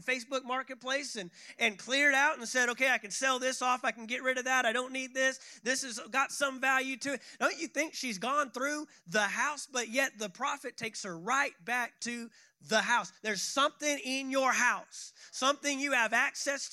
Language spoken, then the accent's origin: English; Fort Worth, Texas, United States; moved away as an adult; also born or lived in San Antonio, Texas / Tulsa, Oklahoma; I grew up in a city called Fort Worth, Texas